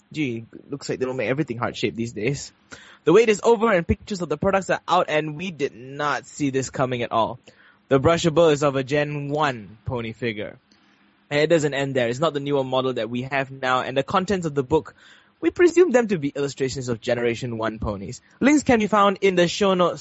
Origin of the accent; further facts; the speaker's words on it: Malaysia; we're Malaysian